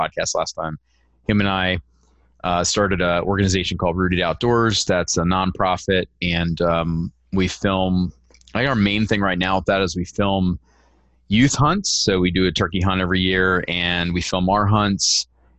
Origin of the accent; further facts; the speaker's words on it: Pennsylvania, United States; moved away as an adult; also born or lived in North Dallas, Texas; now in Dallas, United States; I was born and raised on the East Coast in Pennsylvania